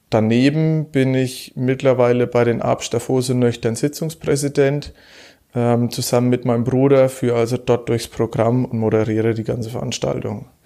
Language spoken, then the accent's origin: German; Germany; ich bin ja gebürtiger Hauptstädter. Ähm, ich wohne schon immer im selben Haus, habe es also nie aus meinem Elternhaus herausgeschafft. Ähm, bin in Hauptstadt sehr, sehr, sehr, sehr tief verwurzelt, auch mit den ganzen Vereinen vor Ort.